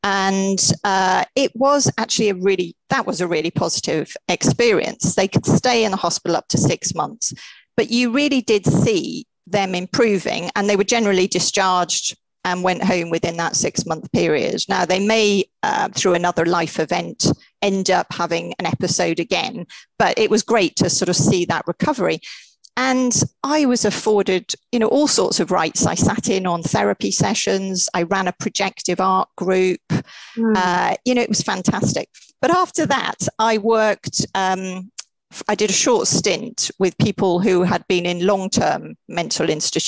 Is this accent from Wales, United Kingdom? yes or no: yes; Wales, United Kingdom; and brought up in Wales. Did I tell you that?